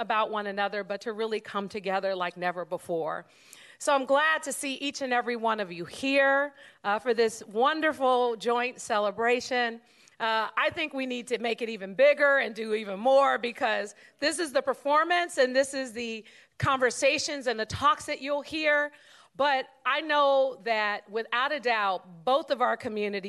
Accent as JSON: {"language": "English", "town": "San Francisco", "region": "California", "country": "United States", "tie": "born or raised there", "said": "we grew up in San Francisco"}